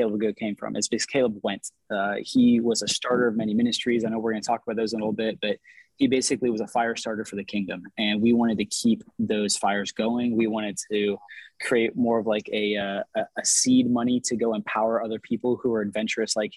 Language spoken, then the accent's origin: English; East Coast of Florida, United States; I grew up on the East Coast of Florida, moved over to the West Coast